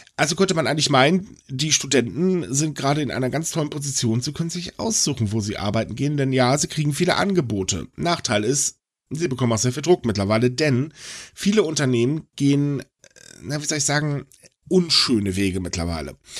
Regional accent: Germany; uns in Deutschland

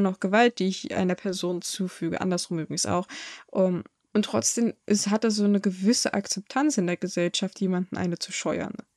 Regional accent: Germany

